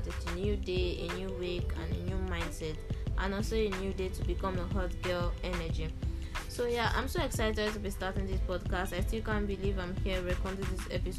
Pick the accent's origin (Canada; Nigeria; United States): Nigeria; I'm from Nigeria